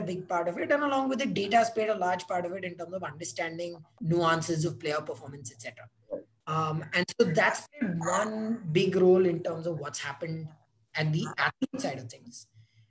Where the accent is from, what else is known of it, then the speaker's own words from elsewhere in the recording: India; growing up in India